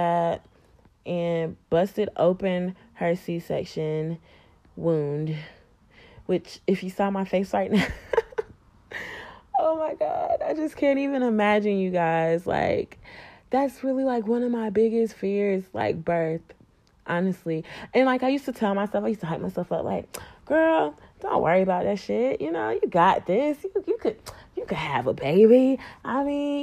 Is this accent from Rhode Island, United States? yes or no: no; North Carolina, United States; NC, my home state